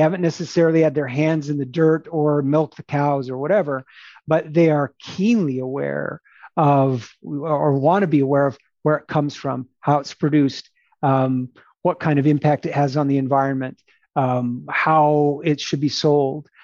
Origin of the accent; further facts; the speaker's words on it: Phoenix, Arizona, United States; I'm a city boy. I grew up in Phoenix